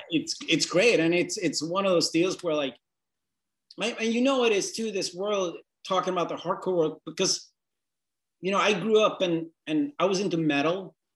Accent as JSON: {"language": "English", "region": "northern Sweden", "country": "Sweden", "said": "I'm this scrawny, like effeminate guy from the north of Sweden"}